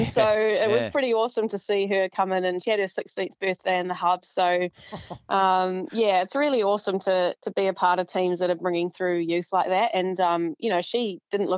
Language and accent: English; New Zealand; moved away as an adult; now in Tasmania, Australia; Where I grew up in New Zealand